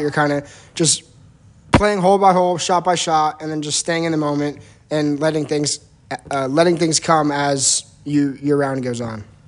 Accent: New Jersey, United States; I'm from New Jersey.

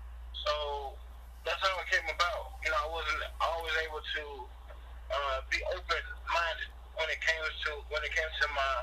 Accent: Dublin, Georgia, United States; also born or lived in Cleveland, Ohio / Canton, Ohio / Jacksonville, Florida; I'm originally from Dublin, Georgia. Was born in Cleveland, Ohio. Raised in Dublin, Georgia. By way of Jacksonville, Florida.

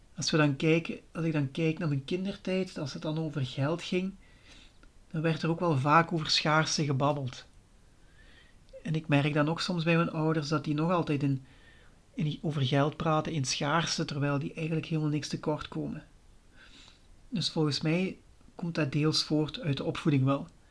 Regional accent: Limburg, Flanders, Belgium; accent: Limburg; ik woon in Limburg. Daar zult je misschien al wel horen aan mijn accent.

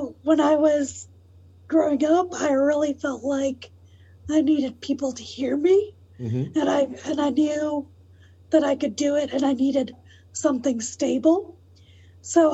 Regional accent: Atlanta, Georgia, United States; also born or lived in New York; I was born there and then we moved to Atlanta when I was one. So I claim Atlanta, not New York.

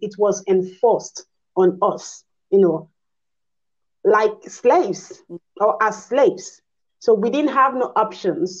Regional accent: Nigeria; I'm a Nigerian

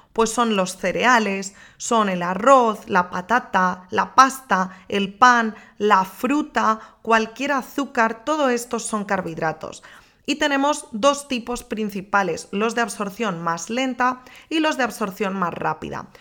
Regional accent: Galicia, Spain; moved away as an adult; now in Madrid, Spain; Yo soy gallega

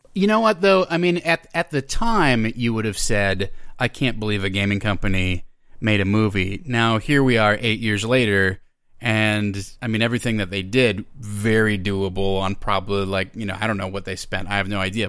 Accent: Minnesota, United States; moved away as an adult; now in Los Angeles, United States; I am originally from Minnesota

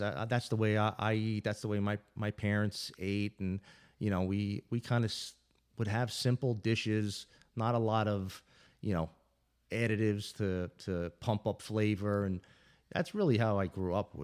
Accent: New York City, New York, United States; now in Rivertown, United States; I'm from Brooklyn.

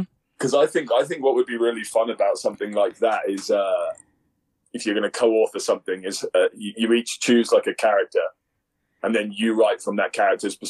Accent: England, United Kingdom; now in Colorado, United States; me being English

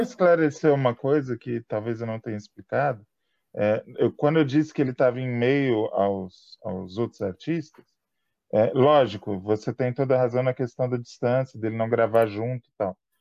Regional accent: São Paulo, Brazil; nós dois somos paulistanos

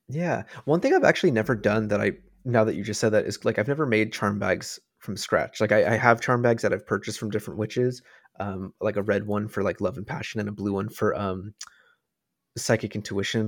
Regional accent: United States; growing up in America

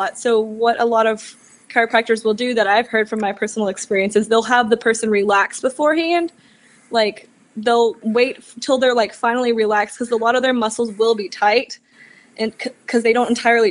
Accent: Austin, Texas, United States; now in Dallas, United States; I've grown up in Texas, born and raised in Austin.

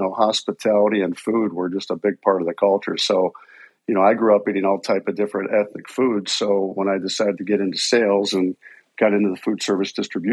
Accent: Pittsburgh, Pennsylvania, United States; moved away as an adult; also born or lived in Chicago / Minneapolis-St. Paul; I was born and raised out in Pittsburgh, Pennsylvania

